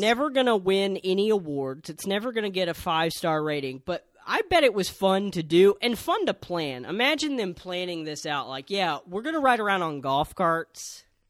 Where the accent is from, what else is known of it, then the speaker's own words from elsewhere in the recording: San Antonio, Texas, United States; I am from the Alamo City.